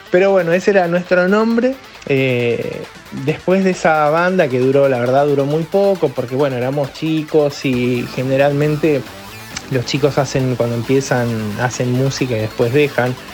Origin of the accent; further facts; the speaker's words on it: Argentina; also born or lived in Mexico; yo me crié en México, hasta los 10 años viví en México, soy argentino, pero eh, nos fuimos a muy temprana edad mía, nos fuimos a, vivir a México